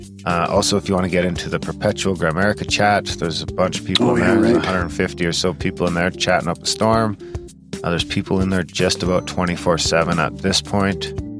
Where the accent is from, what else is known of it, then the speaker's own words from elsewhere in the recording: Canada; We get a lot of flack for being Canadian.